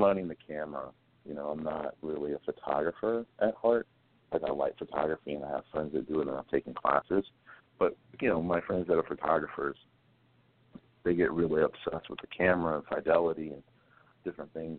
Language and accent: English; Greensboro, North Carolina, United States; born and raised in North Carolina from Greensboro. So there's always a little bit of a Southern boy in me